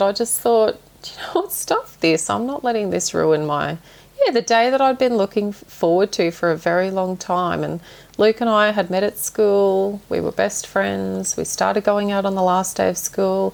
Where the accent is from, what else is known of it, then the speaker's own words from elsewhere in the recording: Toowoomba, Queensland, Australia; now in Gayndah, Australia; I grew up in Toowoomba, but I now live in Gaynder.